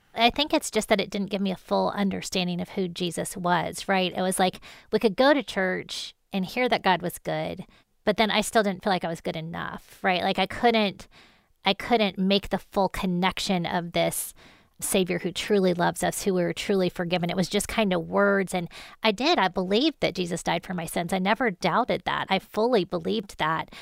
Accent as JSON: {"language": "English", "town": "Columbus", "region": "Ohio", "country": "United States", "tie": "born or raised there", "said": "I grew up in Columbus, Ohio."}